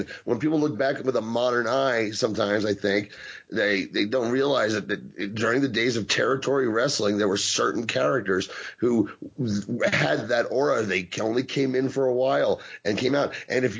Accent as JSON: {"language": "English", "region": "Kentucky", "country": "United States", "tie": "born there", "said": "I was born in Kentucky, sir."}